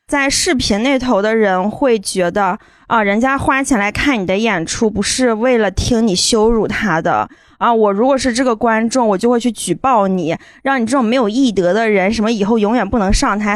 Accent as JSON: {"language": "Chinese", "region": "Shandong", "country": "China", "moved": "yes", "said": "我们山东人开口表"}